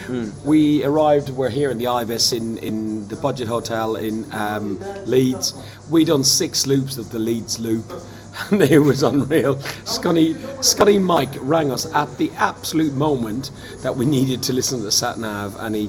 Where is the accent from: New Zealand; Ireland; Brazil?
Ireland; now in London, United Kingdom; And as an Irishman, I understand that and I can see it. It doesn't feel unusual to me because we're like that in Ireland anyway.